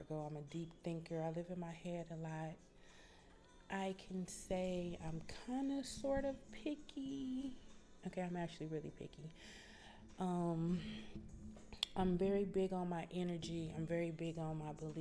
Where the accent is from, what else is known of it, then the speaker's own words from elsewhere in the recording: Detroit, Michigan, United States; now in Atlanta, United States; I am from Detroit, Michigan